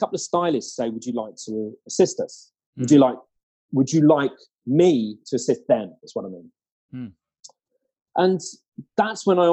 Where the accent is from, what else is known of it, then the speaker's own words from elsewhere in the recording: Harrow, London, United Kingdom; I'm from Harrow.